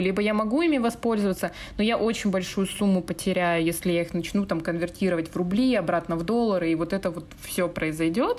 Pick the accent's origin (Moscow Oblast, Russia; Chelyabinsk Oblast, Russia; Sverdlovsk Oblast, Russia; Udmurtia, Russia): Sverdlovsk Oblast, Russia; Yekaterinburg; moved away; also born or lived in Moscow; откуда мои корни. Я вообще с компрессорного, с Екатеринбурга